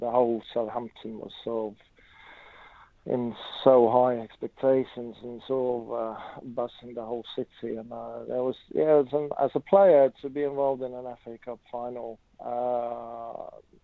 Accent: Norway; moved away as an adult; me growing up in Norway, watching the English League

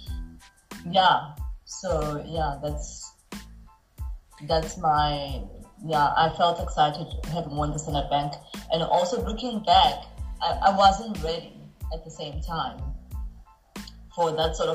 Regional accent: South Africa; moved away; I was trying to get to see, you know, the real South Africa as a South African

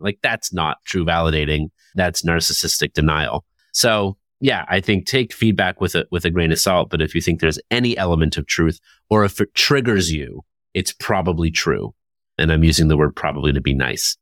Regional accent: Toronto, Ontario, Canada; Toronto, my hometown

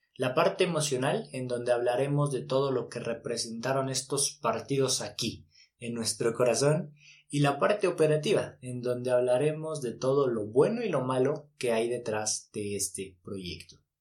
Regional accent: Mexico

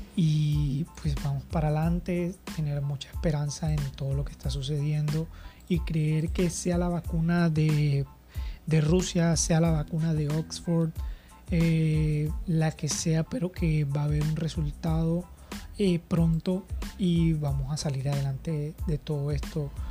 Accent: Colombia; en mi país

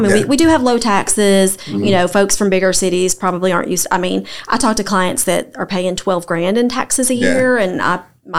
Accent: Middle Tennessee, United States; moved away as an adult; now in Knoxville, United States; I'm from Middle Tennessee.

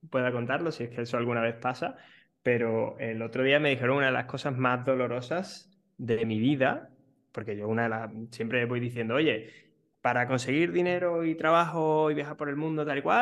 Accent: Spain

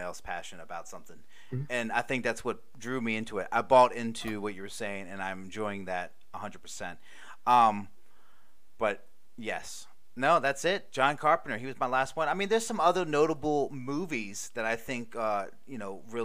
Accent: Maryland, United States; I'm from Maryland.

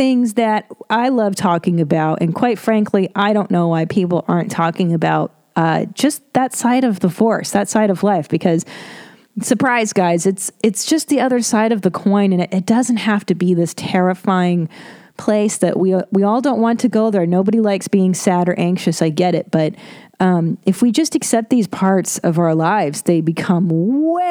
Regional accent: Los Angeles, California, United States; I grew up in Los Angeles

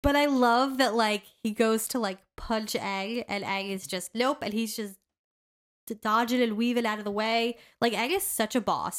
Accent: United States; as an American

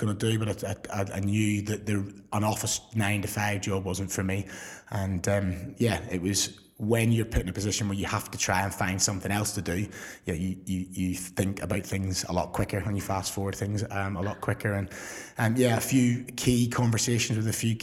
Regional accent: Belfast, Northern Ireland, United Kingdom; moved away as an adult; also born or lived in Surrey; now in England; I came across from Belfast for a week and never really been home

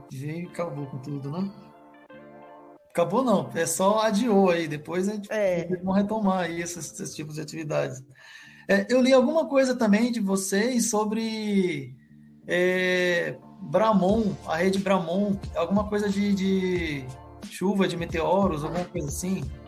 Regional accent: Maranhão, Brazil; moved away; also born or lived in São Paulo; Eu que sou maranhense

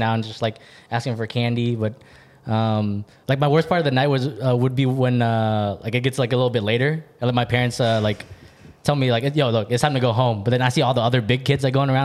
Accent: New York City, New York, United States; I'm from there.

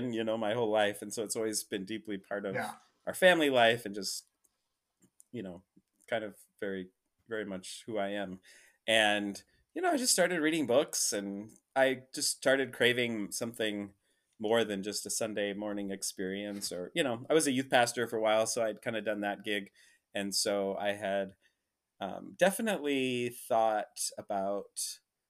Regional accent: Rapid City, South Dakota, United States; moved away as an adult; also born or lived in Minneapolis; now in San Francisco, United States; I come from Rapid City, South Dakota

